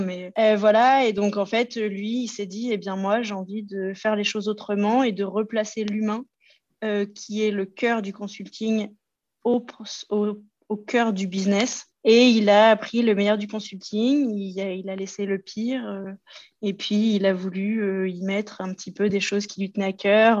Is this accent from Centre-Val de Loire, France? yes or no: yes; Loir-et-Cher, Centre-Val de Loire, France; moved away as an adult; also born or lived in Paris region; now in Lyon region, France; je suis originaire du Loir-et-Cher, dans le centre de la France